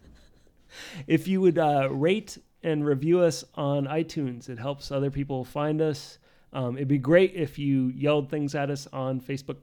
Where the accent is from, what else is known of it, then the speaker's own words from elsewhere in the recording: Poughkeepsie, New York, United States; I was born in Poughkeepsie